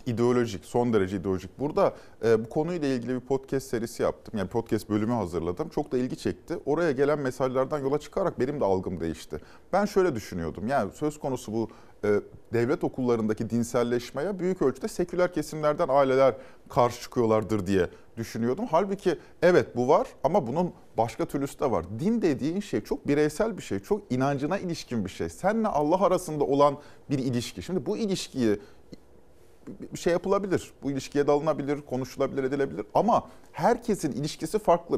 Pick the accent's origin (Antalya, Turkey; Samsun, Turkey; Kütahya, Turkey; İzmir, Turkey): İzmir, Turkey; ben İzmir'de büyüdüm.